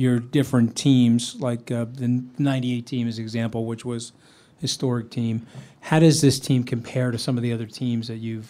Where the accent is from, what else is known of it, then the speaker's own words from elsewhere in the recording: Long Island, New York, United States; I grew up in New York. I'm a baseball fan, and because I was closer to Shea Stadium, we grew up on Long Island